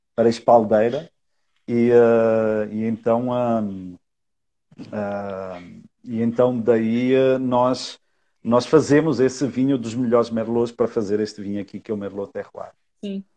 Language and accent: Portuguese; Portugal; now in Brazil; eu sou português, eu não sou daqui